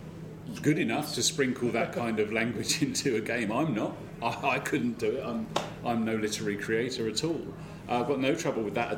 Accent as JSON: {"language": "English", "country": "United Kingdom", "said": "as a Brit, I was brought up on Warhammer Fantasy Roleplay"}